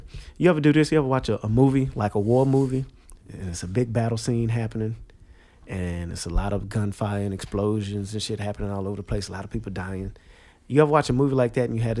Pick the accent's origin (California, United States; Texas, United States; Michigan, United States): Texas, United States; Houston; moved away as an adult; now in New York City, United States; born and raised in Houston, Texas